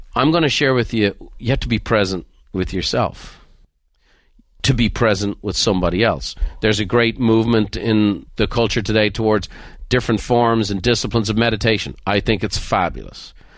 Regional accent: Ireland; moved away; growing up in Ireland

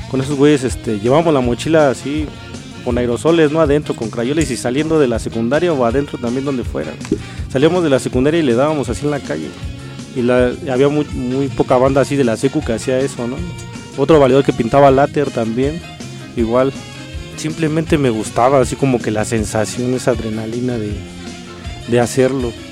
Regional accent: Mexico City, Mexico; colonia que se llama Pueblo Quieto, a un lado de Médica Sur, no sé si la conozcan. Puede que sí. Y de ahí soy, cerca del Estadio Azteca.

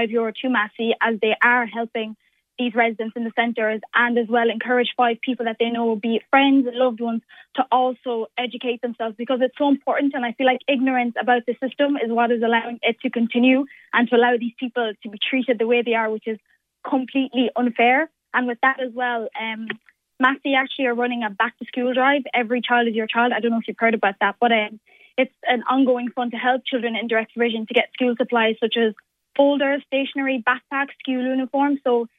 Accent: Leinster, Ireland; But no, Offaly is my home. Like, I recognise Ireland as my home. I'm Irish, so, like, as just as much as you are.

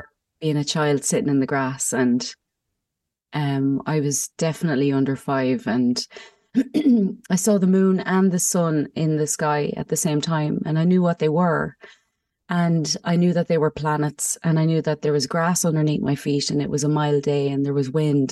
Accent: Mullingar, Leinster, Ireland; moved away as an adult; now in Germany; I'm from Meath as well, Mullingar

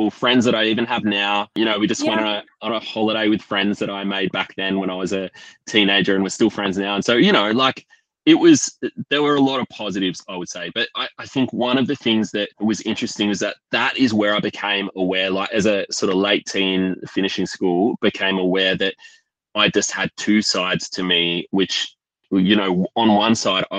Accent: Canberra, Australian Capital Territory, Australia; I grew up in Canberra

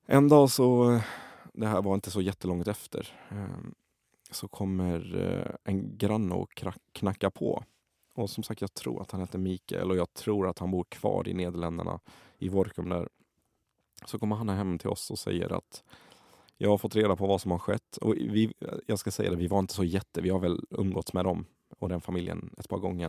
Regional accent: Kallinge, Blekinge, Sweden; also born or lived in Iraq; Jag upplevde min barndom i, i Kallinge jag blev människa igen i Kallinge. Och, eh, varför Kallinge blev det absolut bästa stället, utöver att jag växte upp där

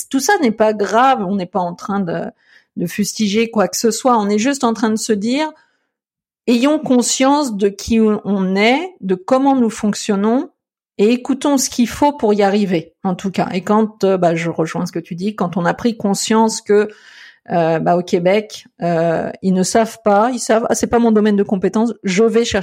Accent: France; now in Canada; j'ai un petit peu cette attitude là que je suis français un petit peu dans l'âme, c'est vrai, je peux pas le renier

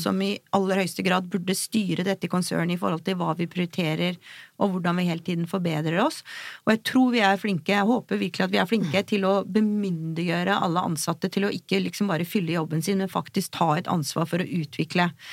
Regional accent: Oslo, Norway; jeg er fra Oslo, og bor her

